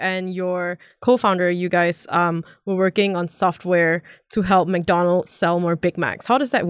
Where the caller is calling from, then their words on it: Singapore; So usually I am recording in our studio in Hong Kong, but today I'm calling in from Singapore